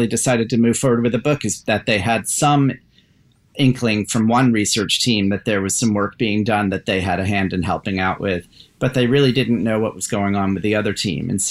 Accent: Columbia, Maryland, United States; also born or lived in Baltimore, Maryland; My whole family's from Baltimore. And I, as a kid, I moved out to the burbs. So I'm from Columbia, Maryland, between Baltimore and Washington.

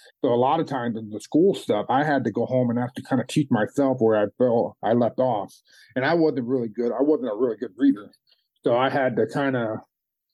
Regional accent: Chicago, Illinois, United States; I grew up, I was born in Chicago

